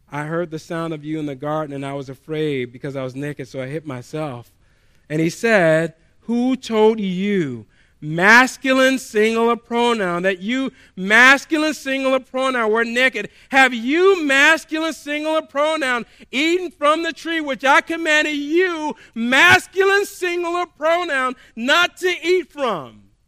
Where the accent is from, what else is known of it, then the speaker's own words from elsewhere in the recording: the South, United States; I grew up in the South